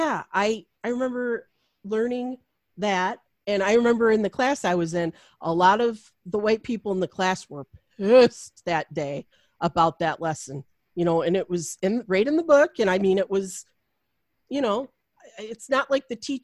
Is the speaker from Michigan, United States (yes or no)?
yes; Macomb County, outside Detroit, Michigan, United States; I grew up in Macomb County, which is now like a bastion for Donald Trump.